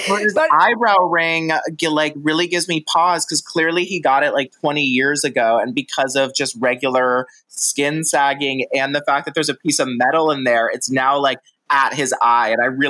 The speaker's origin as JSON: {"language": "English", "region": "Oklahoma", "country": "United States", "said": "I'm from Oklahoma"}